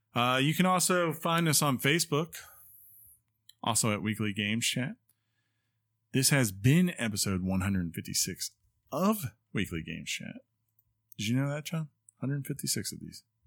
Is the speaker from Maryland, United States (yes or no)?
yes; Baltimore, Maryland, United States; moved away; also born or lived in Washington, D.C.; I grew up in the Baltimore, D C area